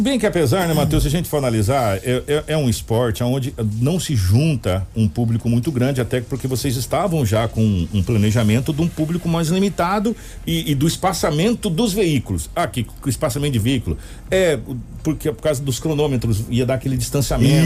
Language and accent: Portuguese; Brazil; nós brasileiros